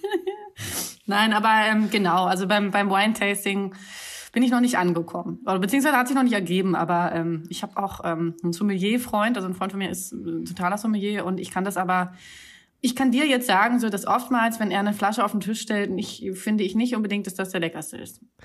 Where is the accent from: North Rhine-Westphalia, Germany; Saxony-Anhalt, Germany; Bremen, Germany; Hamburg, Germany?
Hamburg, Germany; moved away as an adult; now in Berlin, Germany; Ich bin in Hamburg geboren